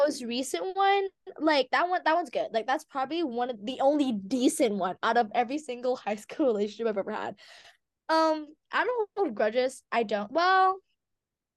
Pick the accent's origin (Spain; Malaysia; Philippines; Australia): Philippines; we're all Filipino